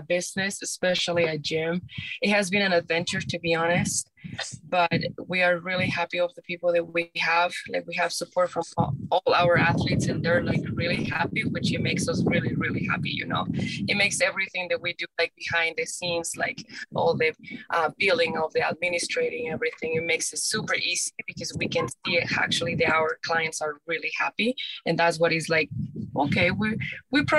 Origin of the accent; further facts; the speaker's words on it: Mexico; moved away; I'm from Mexico